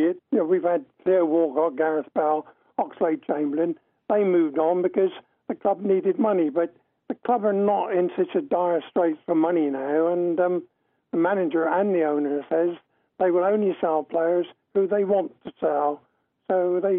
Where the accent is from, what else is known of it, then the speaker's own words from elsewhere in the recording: Southampton, South East England, United Kingdom; I'm born and bred in Southampton, but I live about 11 miles outside now